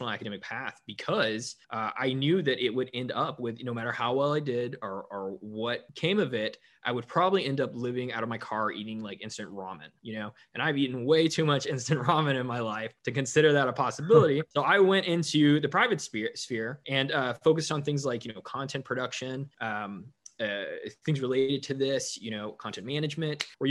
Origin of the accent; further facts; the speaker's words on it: North Georgia, United States; also born or lived in Denmark; now in Cascadia, United States; growing up in Georgia, which is where I'm from, North Georgia, which is very deeply in the Bible Belt